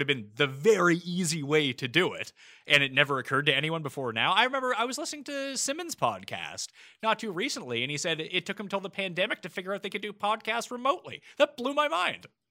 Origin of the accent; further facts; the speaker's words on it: Halifax, Nova Scotia, Canada; moved away as an adult; also born or lived in Toronto / New York; I'm from Halifax, which is a medium-sized Canadian city